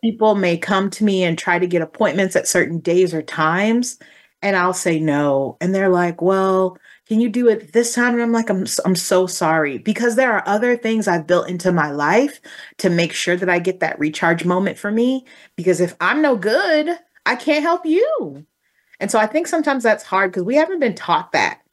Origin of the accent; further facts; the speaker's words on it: Texas, United States; I come from Texas